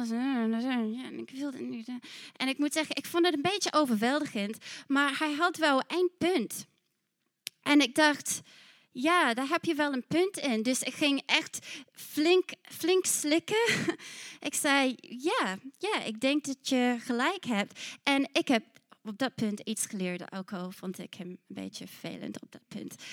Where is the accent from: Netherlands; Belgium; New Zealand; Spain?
New Zealand; Want ik kwam uit Nieuw-Zeeland en weet je, ik zei, hey, laten we dit doen.